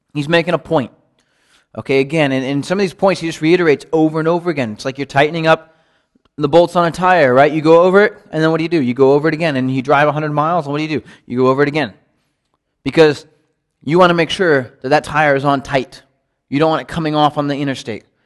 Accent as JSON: {"language": "English", "country": "United States", "said": "growing up in the United States"}